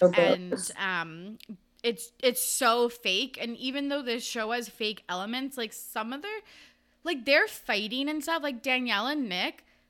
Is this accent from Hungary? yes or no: no; Canada; I'm Canadian